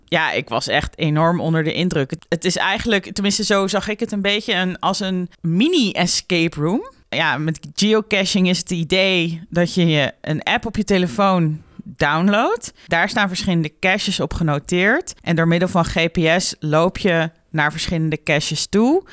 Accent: Netherlands; als Nederlander

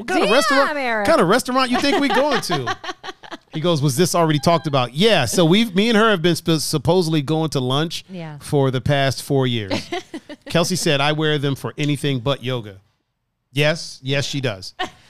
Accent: Cleveland, Ohio, United States; I was like, yeah, we're here from Cleveland. And I'm like, where I live, there's a yoga studio, but it's not like there's five right here.

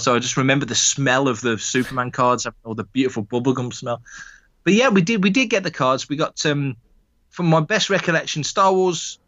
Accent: United Kingdom; we're all Brits

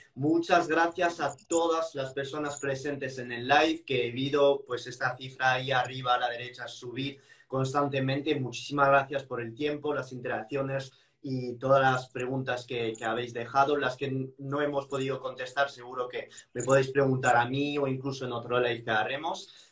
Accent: France; moved away; soy un francés y que siempre he vivido esto con carne y pescado

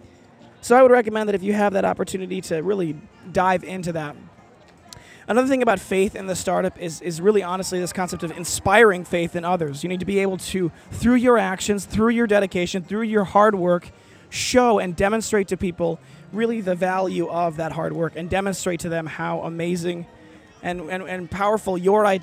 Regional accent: Midwest, United States; I grew up in the Midwest

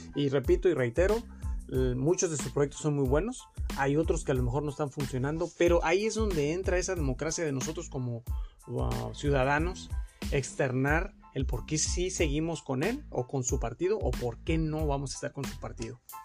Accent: Mexico; tenemos nosotros como mexicanos

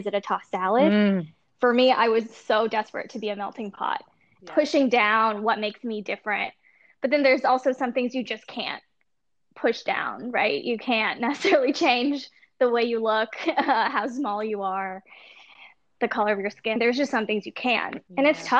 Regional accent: Arizona, United States; I grew up in Arizona.

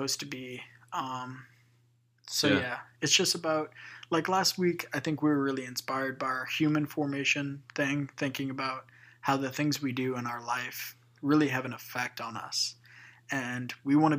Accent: Louisiana, United States; we're from Louisiana

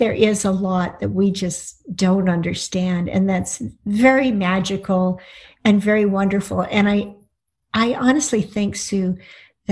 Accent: United States; sono una scrittrice americana, I'm an American writer.

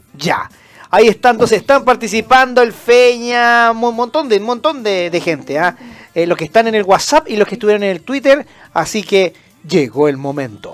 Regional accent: Antofagasta, Chile; moved away as an adult; now in Santiago, Chile; yo, por ejemplo, soy del norte, yo soy de Antofagasta, vivo, claro, llevo ya 15, 17 años viviendo en Santiago

